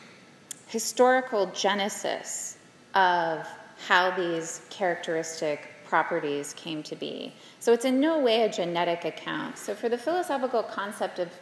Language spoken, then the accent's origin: English; South Carolina, United States; I'm from South Carolina, so we have the loggerhead turtles